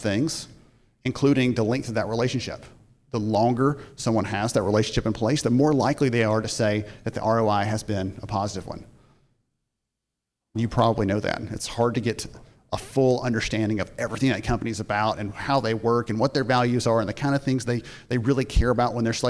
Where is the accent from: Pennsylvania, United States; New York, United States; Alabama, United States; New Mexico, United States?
Alabama, United States; I'm from Alabama